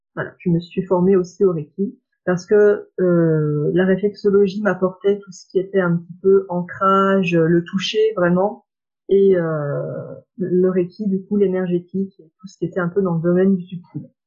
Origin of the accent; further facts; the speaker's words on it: Saône-et-Loire, Bourgogne-Franche-Comté, France; moved away as an adult; now in Lyon, France; je viens de Saône-et-Loire et je suis venue à Lyon donc euh, pour faire mes études